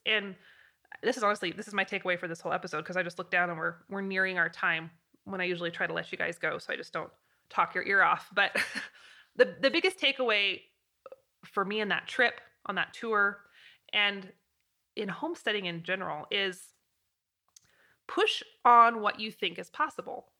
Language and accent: English; Pacific Northwest, United States; now in Wyoming, United States; I'm from the Pacific Northwest